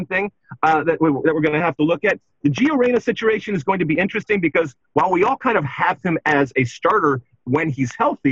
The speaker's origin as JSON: {"language": "English", "town": "Detroit", "region": "Michigan", "country": "United States", "tie": "born or raised there", "said": "Canada was my team growing up in Detroit with our proximity"}